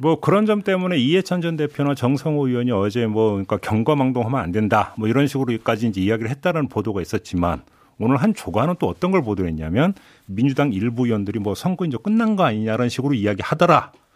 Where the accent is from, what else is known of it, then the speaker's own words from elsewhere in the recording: Chungcheong, South Korea; moved away; also born or lived in Seoul; 제가 충청도 출신인데